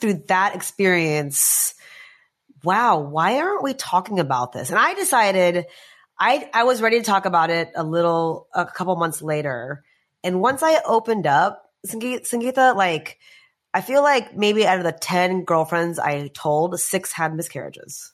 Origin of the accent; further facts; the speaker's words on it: United States; I was growing up in the States